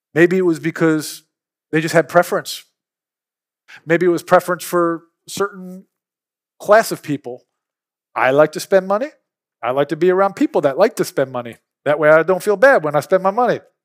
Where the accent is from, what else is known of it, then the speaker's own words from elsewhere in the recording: Philadelphia, Pennsylvania, United States; now in Mississippi, United States; I'm from Philly. We grew up opening up fire hydrants on the street